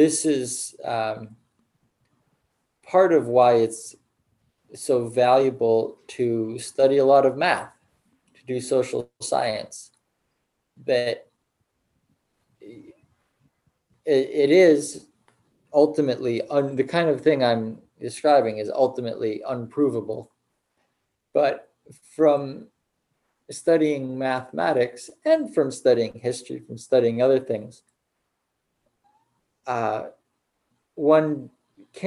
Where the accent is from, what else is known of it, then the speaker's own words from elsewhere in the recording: United States; as an American, I live in this country